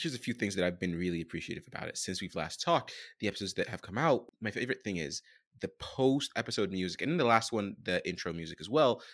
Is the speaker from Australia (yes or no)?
no; Sudan; I'm from Sudan, Northeast Africa, neighboring Egypt